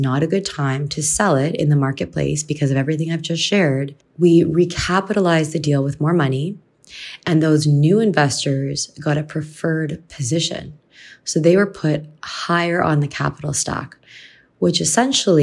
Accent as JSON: {"language": "English", "country": "Canada", "said": "I'm from Canada"}